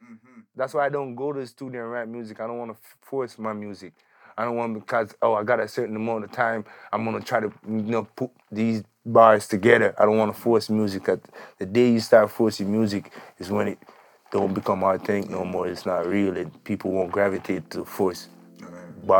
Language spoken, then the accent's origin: English; Jamaica; now in Calgary, Canada; I was born in Jamaica.